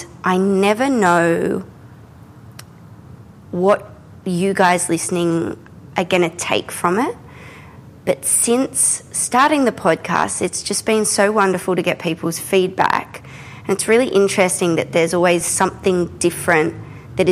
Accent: Australia; I'm an Australian contemporary painter

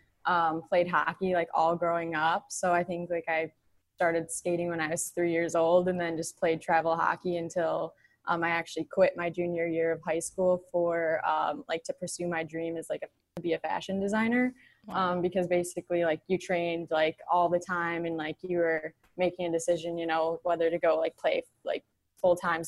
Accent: Plymouth, Michigan, United States; now in Detroit, United States; I am from Plymouth, Canton area, and I am now in downtown Detroit

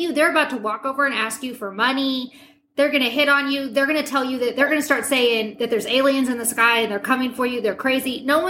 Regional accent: Midwest, United States; now in New York, United States; I had a big culture shock when I moved from the Midwest to New York.

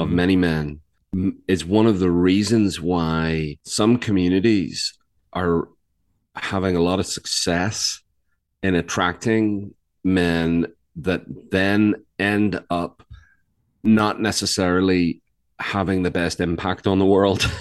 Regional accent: Belfast, Northern Ireland, United Kingdom; now in North Carolina, United States; I'm from Ireland. I live in North Carolina much of the time.

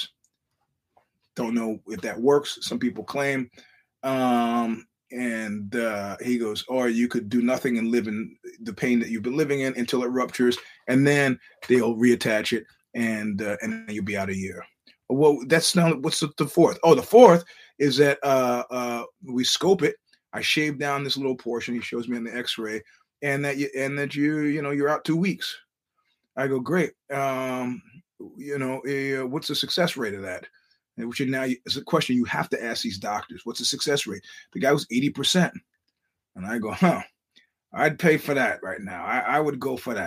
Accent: New York, United States; now in California, United States; I'm a New Yorker

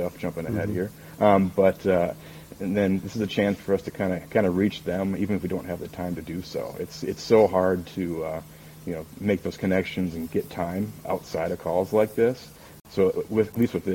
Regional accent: Minnesota, United States; I grew up in Minnesota

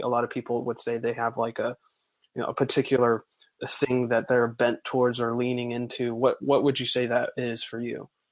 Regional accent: Bible Belt, the South, United States; I'm from the Bible Belt, as they call it

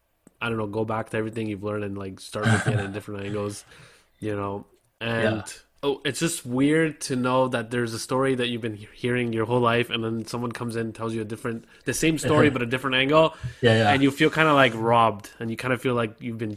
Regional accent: Canada; I grew up in Canada and Western civilization

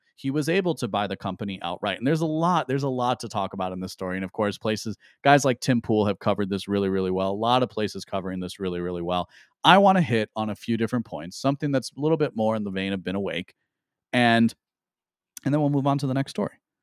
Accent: United States; as an American who cares about the Constitution

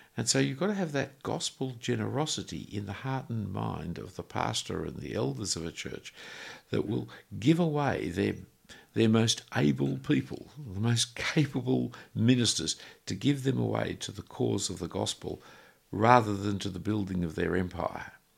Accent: Australia; I'm an Australian

